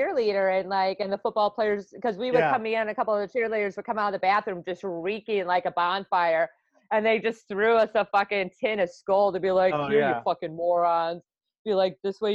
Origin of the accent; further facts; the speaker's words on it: Wisconsin, United States; I'm from Wisconsin